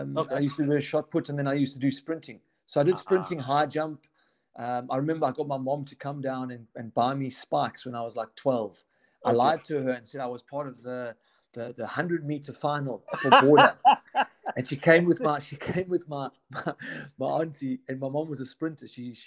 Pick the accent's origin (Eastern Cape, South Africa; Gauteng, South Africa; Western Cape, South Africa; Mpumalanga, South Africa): Eastern Cape, South Africa; Obviously, I'm from the Eastern Cape boy. Went to George Randall Primary School, a little primary school in the sticks.